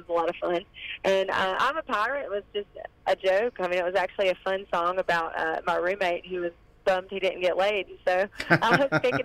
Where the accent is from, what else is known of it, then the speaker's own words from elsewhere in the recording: Northeast Georgia near Athens, United States; I'm from Northeast Georgia near Athens